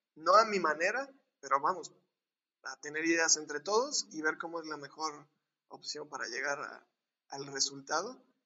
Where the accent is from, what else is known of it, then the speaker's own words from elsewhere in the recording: Córdoba, Veracruz, Mexico; now in Puebla, Mexico; soy orgullosamente poblano, que viví un año de, mi vida cuando nací aquí, después viví casi toda, mi vida, vida, en Córdoba